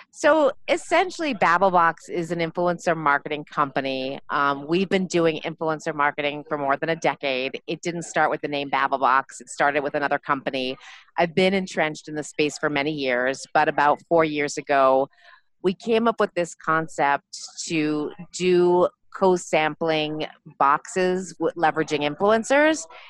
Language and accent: English; Montreal, Quebec, Canada; moved away as an adult; also born or lived in New York; now in New Jersey, United States; I'm originally from Montreal, um, born and uh, raised in Montreal.